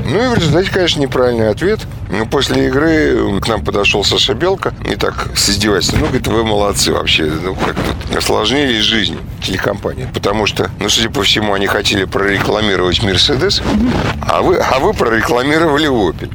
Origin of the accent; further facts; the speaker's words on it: Saint Petersburg, Russia; живу и работаю, и вообще я питерский человек.